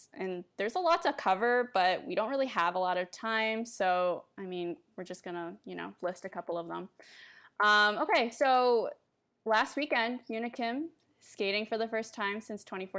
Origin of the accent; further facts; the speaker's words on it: New York, United States; now in Chicago, United States; I'm a 23-year-old Chicago implant. I'm originally from New York.